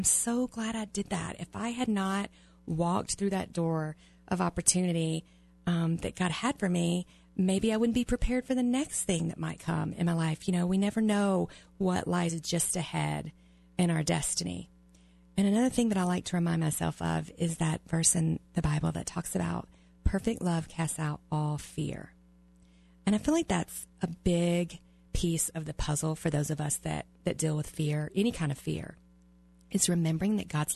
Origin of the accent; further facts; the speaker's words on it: the South, United States; moved away; I was raised in the South